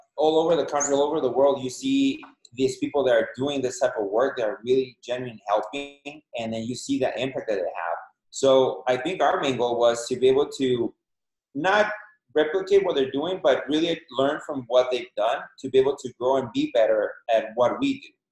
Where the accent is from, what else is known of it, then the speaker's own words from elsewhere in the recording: Mexico; moved away as an adult; now in United States; born and raised in Mexico. Uh, in Mexico, went to college over there. Been here in the States for 16, 17 years.